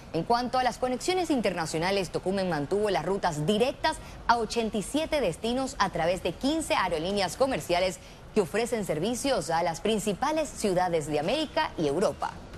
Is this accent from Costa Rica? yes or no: yes; Costa Rica; lo digo yo como costarricense